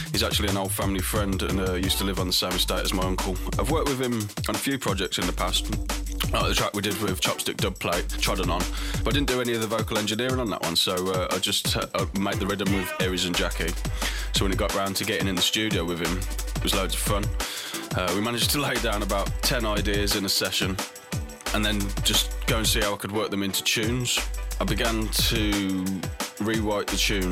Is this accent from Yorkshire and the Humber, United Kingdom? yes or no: no; Birmingham, West Midlands, United Kingdom; my hometown in Birmingham